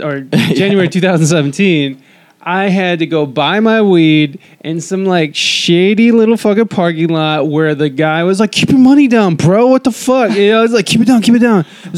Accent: Ohio, United States; now in West Coast, United States; I'm from Ohio, so like coming up. in Ohio

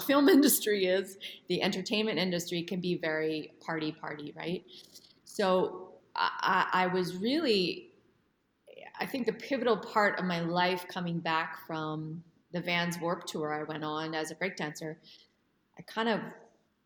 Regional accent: Edmonton, Alberta, Canada; moved away as an adult; I grew up in Edmonton, Alberta, Canada

